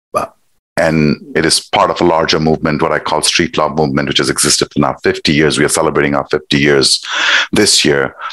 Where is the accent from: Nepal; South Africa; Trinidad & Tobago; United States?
Nepal; moved away; I am originally from Nepal. It's a small country sandwiched between India and China. So I grew up there.